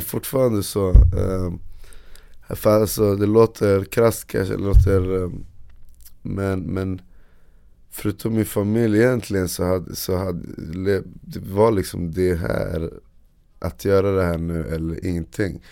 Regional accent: Uppsala, Uppsala County, Sweden; Jag är från Uppsala

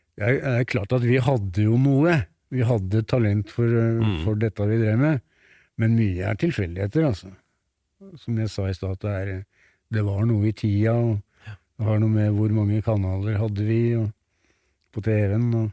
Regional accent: Tynset, Innlandet, Norway; moved away; Og jeg er født på Tynset

